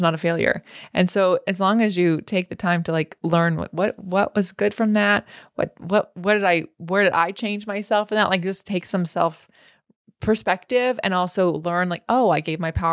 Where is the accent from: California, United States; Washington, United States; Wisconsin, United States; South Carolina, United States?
California, United States; now in Los Angeles, United States; I was born and raised in California